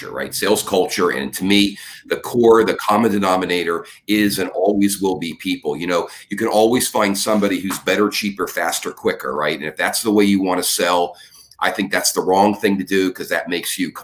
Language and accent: English; United States; as an American